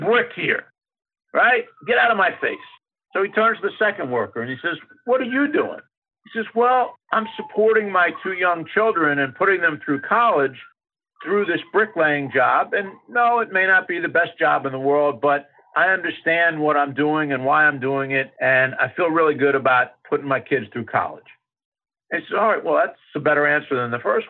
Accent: Philadelphia, Pennsylvania, United States; I grew up in Philadelphia, and we used to have to go through the toll booth to get to New Jersey

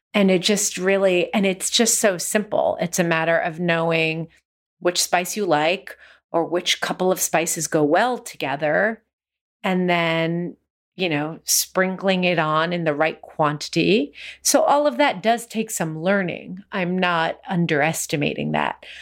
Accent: United States; Growing up in the United States, we ate a lot of Chinese takeout

